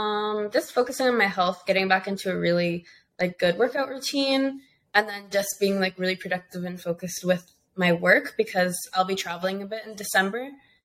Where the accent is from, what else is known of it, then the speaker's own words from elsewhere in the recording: Costa Rica; born there; No, so my family, I was born in Costa Rica.